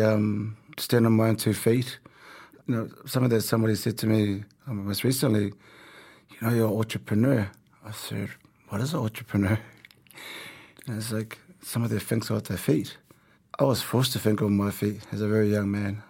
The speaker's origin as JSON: {"language": "English", "region": "Auckland", "country": "New Zealand", "tie": "born or raised there", "also_born_or_lived": "Tonga", "said": "So our family, we all had to work, um, growing up in South Auckland"}